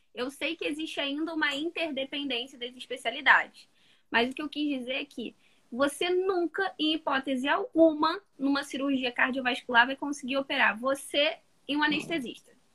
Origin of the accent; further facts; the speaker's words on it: Nova Iguaçu, Rio de Janeiro, Brazil; sou do Rio de Janeiro, Nova Iguaçu, para ser mais exata, Baixada Fluminense